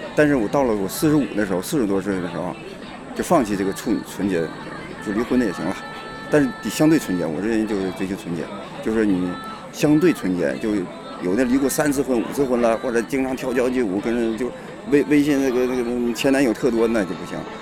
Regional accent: rural Hebei, China; now in Beijing, China; 我农村的，河北农村的

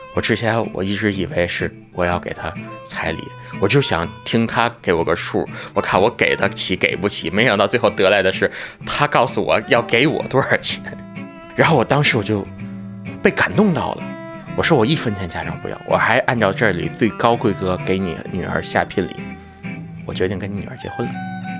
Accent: Tianjin, China; 今年二十九岁，我是天津人。 因为我们家家庭条件比较特殊嘛，然后一是，呃，回族

